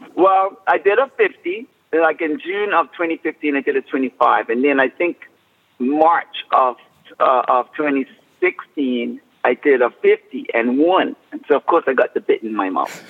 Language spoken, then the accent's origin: English; Bermuda; moved away; I was raised and born and raised in Bermuda